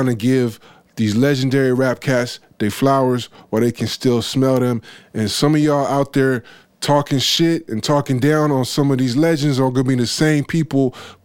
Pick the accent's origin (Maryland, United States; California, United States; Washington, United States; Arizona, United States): California, United States; San Francisco; I grew up in Frisco.